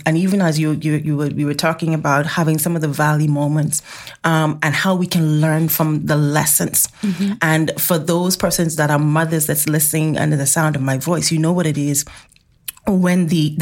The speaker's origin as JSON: {"language": "English", "country": "Bahamas", "said": "we're from the Bahamas"}